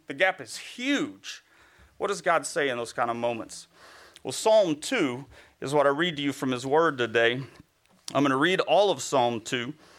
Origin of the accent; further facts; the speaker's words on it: Bible Belt, the South, United States; I grew up in the Bible Belt